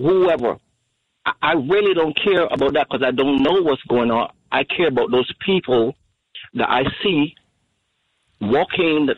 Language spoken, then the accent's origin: English; Barbados; now in North Brunswick, United States; I'm originally from Barbados.